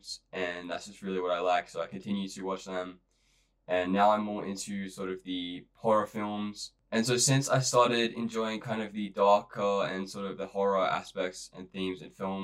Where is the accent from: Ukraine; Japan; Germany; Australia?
Australia; I'm from Australia